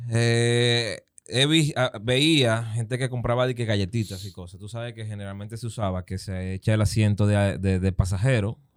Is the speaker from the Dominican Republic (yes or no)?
yes; San Pedro de Macorís, Dominican Republic; Nosotros venimos de San Pedro, Romana.